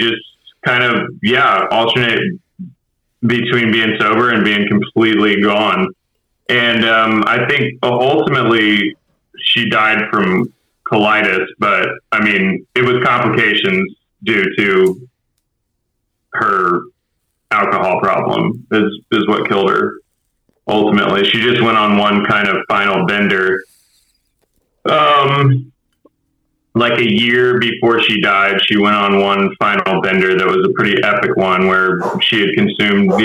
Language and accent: English; Houston, Texas, United States; also born or lived in Humble, Texas / Kingwood, Texas / Clear Lake, Texas; now in Austin, United States; Born and raised in Houston